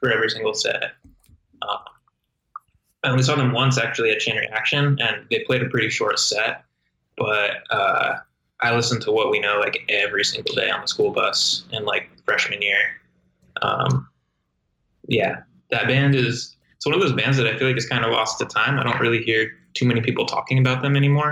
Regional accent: Inland Empire, California, United States; growing up in the Inland Empire

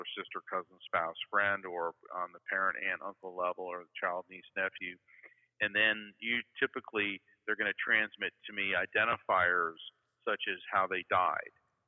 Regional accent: Florida, United States; I'm from Florida.

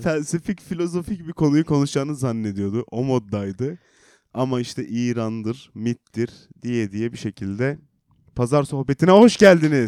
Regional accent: Black Sea Region, Turkey

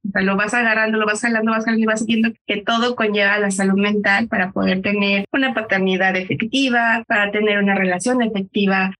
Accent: Mexico; como mexicana o donde yo crecí

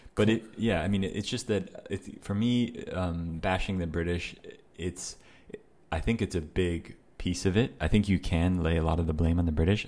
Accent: United States; I'm American

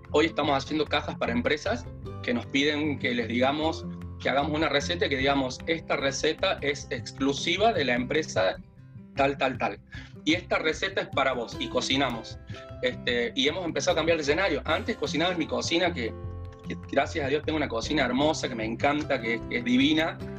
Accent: Salta, Argentina; now in Córdoba, Argentina; yo vine desde Salta, que no conocía eh, a nadie en Córdoba, tenía a mis hermanos acá

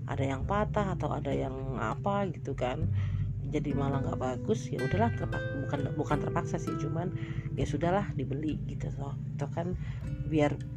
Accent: Medan, North Sumatra, Indonesia; kampung halaman gue basically kan gue orang Medan berarti kan kampung halaman gue di Medan lah

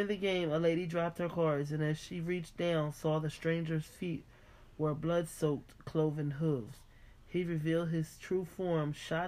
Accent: United States; I'm from America

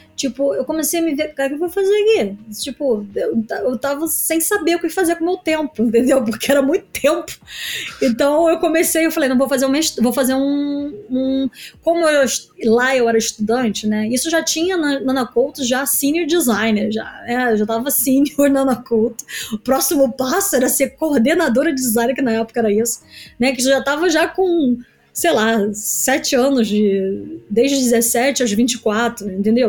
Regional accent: Niterói, Rio de Janeiro, Brazil; moved away as an adult; also born or lived in New York, United States; now in London, United Kingdom; Eu vim de Niterói, uma cidade pequena

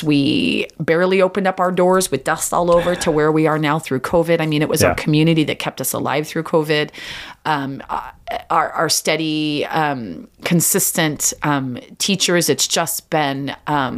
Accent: Snohomish, Washington, United States; also born or lived in Lake Stevens; I was from Snohomish, right? So I stayed in Snohomish and Lake Stevens.

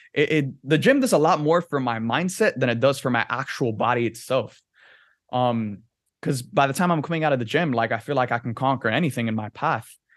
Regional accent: Miami, Florida, United States; growing up in Miami, like, the ocean is a huge part of your life

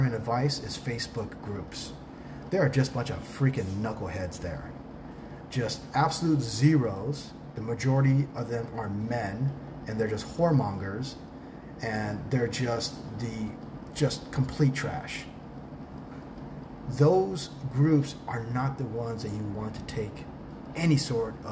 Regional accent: Tucson, Arizona, United States; first language English; moved away as an adult; also born or lived in Newport Beach, California; now in Thailand; I am an expat from Southern California, from Newport Beach, that grew up in Tucson, Arizona

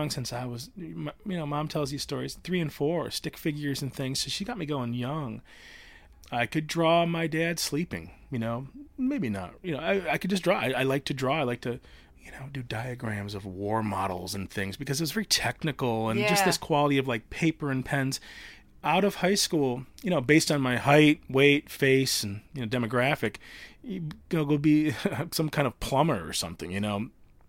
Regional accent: Traverse City, Michigan, United States; also born or lived in Redford; Well, Northern Michigan, Traverse City, but born in Redford, which is Detroit. So as much as I was a kid of the city. We left when I was four.

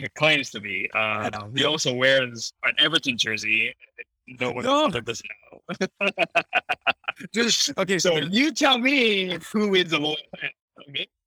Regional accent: Canada; moved away as an adult; all these American brands that I've never eaten growing up in Canada.

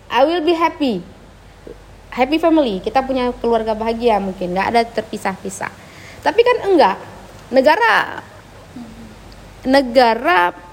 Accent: Aceh, Indonesia; Kebetulan aku di waktu kecil itu sempat merasakanlah beberapa kali kontak senjata

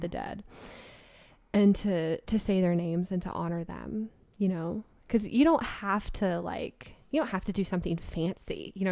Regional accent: West Coast, United States; I grew up on the West Coast

